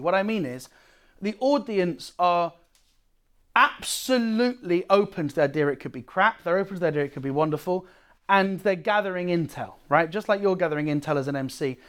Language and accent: English; United Kingdom; now in Amsterdam, Netherlands